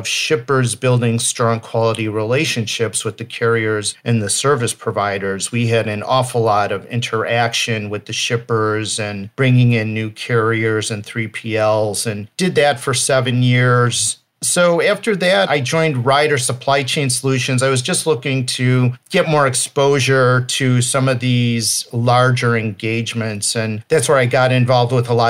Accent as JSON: {"language": "English", "town": "Chicago", "region": "Illinois", "country": "United States", "tie": "born or raised there", "said": "born and raised in the Chicago area"}